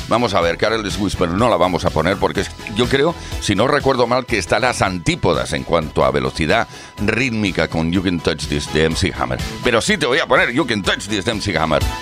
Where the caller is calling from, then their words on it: Valladolid, Castile and León, Spain; de Valladolid y también tengo un bar.